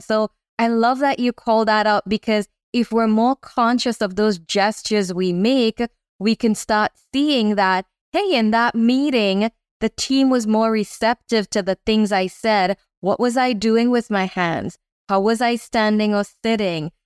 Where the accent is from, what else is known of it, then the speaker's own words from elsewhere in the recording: Trinidad & Tobago; I grew up in Trinidad